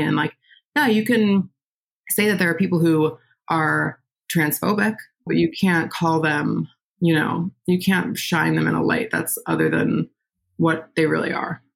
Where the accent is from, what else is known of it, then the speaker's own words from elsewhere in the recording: Westchester, New York, United States; moved away as an adult; now in Brooklyn, United States; I was born in Westchester, New York, which is just outside the city